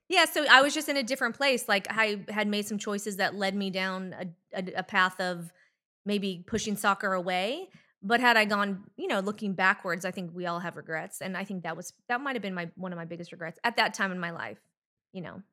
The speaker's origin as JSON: {"language": "English", "town": "Anaheim", "region": "California", "country": "United States", "tie": "born or raised there", "said": "Well, I grew up in Orange County, California, in Anaheim Hills."}